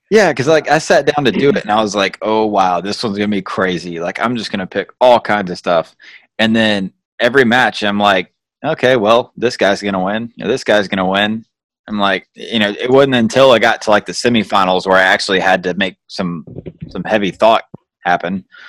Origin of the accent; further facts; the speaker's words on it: Georgia, United States; I grew up in Georgia